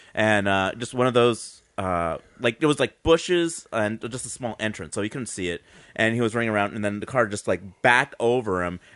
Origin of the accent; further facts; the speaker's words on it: Salinas, California, United States; what's stupid about my hometown is that, like, it's Salinas, California